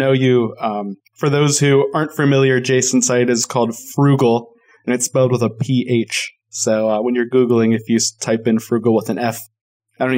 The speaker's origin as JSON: {"language": "English", "region": "Colorado", "country": "United States", "said": "I am from Colorado"}